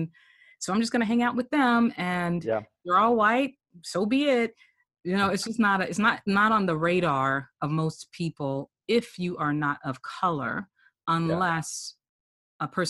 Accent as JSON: {"language": "English", "region": "Texas", "country": "United States", "tie": "born or raised there", "moved": "yes", "lives_now": "Nebraska, United States", "said": "I grew up in Texas mostly"}